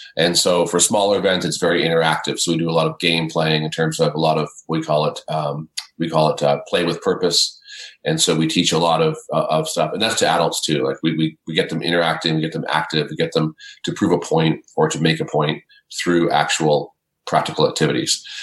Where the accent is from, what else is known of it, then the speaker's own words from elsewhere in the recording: Canada; I'm a Canadian, um, living in the Great White North